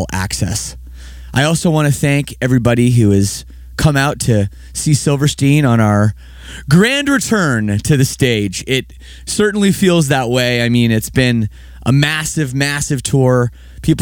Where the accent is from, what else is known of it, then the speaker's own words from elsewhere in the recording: Toronto, Ontario, Canada; moved away as an adult; now in Windsor, Canada; I'm from Toronto area originally. I've lived in Windsor for 3 years.